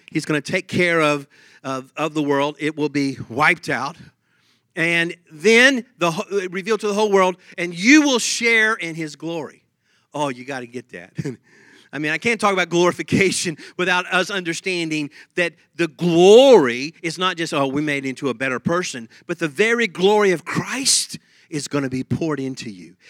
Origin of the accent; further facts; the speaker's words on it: Texas, United States; accent: Texas; my Texas accent comes out